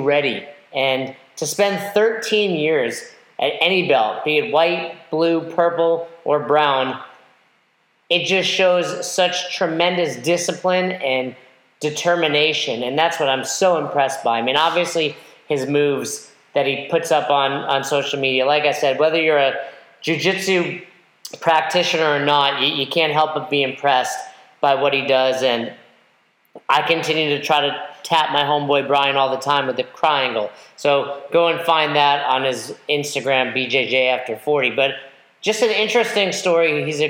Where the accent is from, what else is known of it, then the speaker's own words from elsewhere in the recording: Westchester, New York, United States; moved away as an adult; also born or lived in Albany, New York; originally from Westchester, lived in Albany most of my adult life.